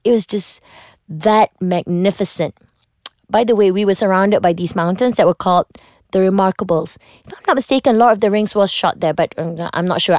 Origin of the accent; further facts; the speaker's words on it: Malaysia; as a Malaysian, you get to watch a lot of American shows